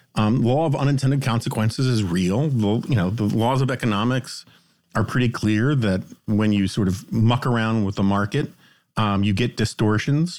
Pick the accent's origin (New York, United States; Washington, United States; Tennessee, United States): New York, United States; New York City; we were city kids